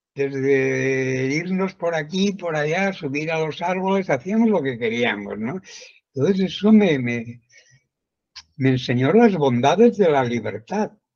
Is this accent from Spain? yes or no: yes; a village in central Spain, Spain; now in Puerto de la Cruz, Spain; Yo nací en un pueblo del centro de España, pero muy alejado de, de las grandes urbes